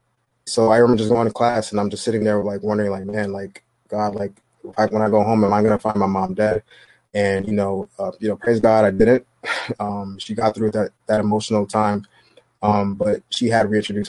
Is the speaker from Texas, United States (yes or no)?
no; New York City, New York, United States; I'm from Brooklyn, New York